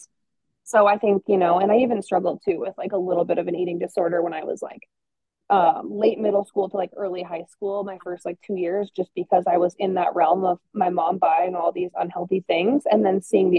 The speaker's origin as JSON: {"language": "English", "region": "New York", "country": "United States", "moved": "yes", "lives_now": "Montana, United States", "said": "I'm from New York"}